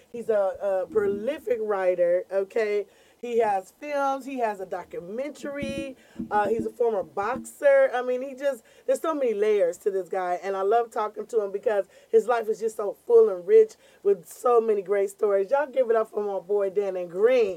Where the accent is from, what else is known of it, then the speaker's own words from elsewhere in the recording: California, United States; We are locals from here. We're one of the few comedians that are actually not implants